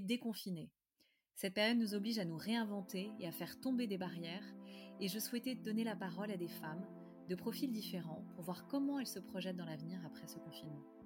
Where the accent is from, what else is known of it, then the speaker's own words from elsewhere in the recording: Paris, Île-de-France, France; je suis parisienne